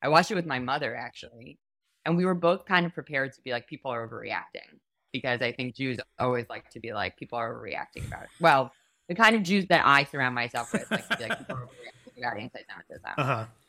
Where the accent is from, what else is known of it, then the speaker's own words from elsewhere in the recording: New York, United States; Like, growing up in New York, I did not have friends who then went off to serve.